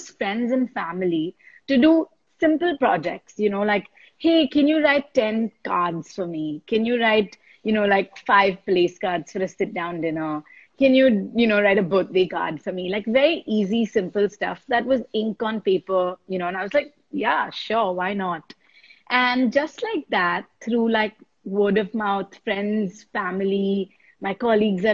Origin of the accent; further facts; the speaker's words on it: India; I was a girl from India